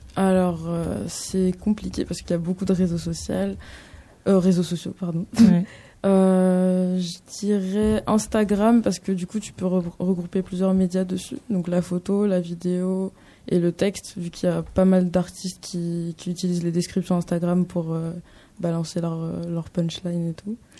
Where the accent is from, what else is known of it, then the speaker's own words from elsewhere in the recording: France; j'habite en France, j'ai grandi en France